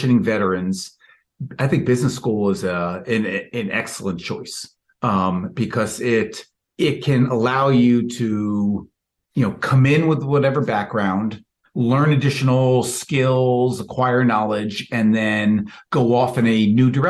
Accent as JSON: {"language": "English", "town": "New York City", "region": "New York", "country": "United States", "tie": "born or raised there", "moved": "as an adult", "lives_now": "Milwaukee, United States", "said": "I grew up in New York City"}